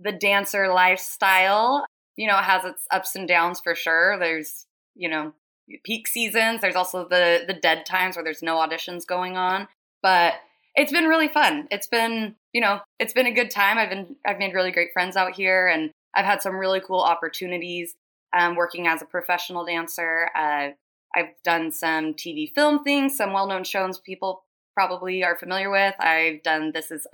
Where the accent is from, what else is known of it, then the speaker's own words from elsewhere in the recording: Lehi, Utah, United States; I am from Lehigh, Utah